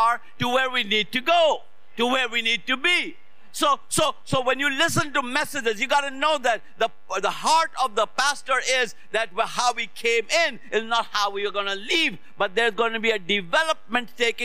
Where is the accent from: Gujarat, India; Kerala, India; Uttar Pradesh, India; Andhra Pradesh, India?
Uttar Pradesh, India; Lucknow; moved away as an adult; now in United States; in my hometown, in North India, city of Lucknow